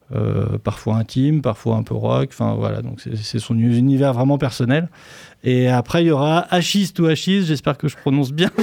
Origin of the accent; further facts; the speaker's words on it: Poitiers, Nouvelle-Aquitaine, France; je suis musicien sur Poitiers, je suis né à Poitiers, donc j'ai toujours fait de la musique à Poitiers